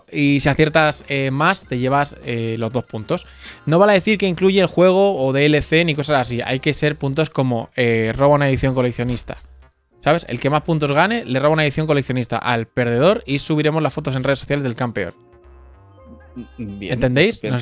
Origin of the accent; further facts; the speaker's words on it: Galicia, Spain; Vengo de Galicia y quería jugar como pues con vosotros a este juego.